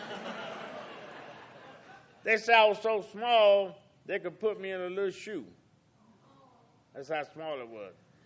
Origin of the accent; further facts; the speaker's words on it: South Carolina, United States; also born or lived in Augusta, Georgia; I was born in Augusta, and then moving back in South Carolina.